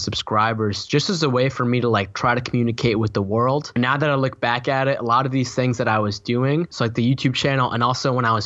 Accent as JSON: {"language": "English", "town": "Boston", "region": "Massachusetts", "country": "United States", "tie": "born or raised there", "said": "I was born in Boston, Massachusetts, East Coast of the United States"}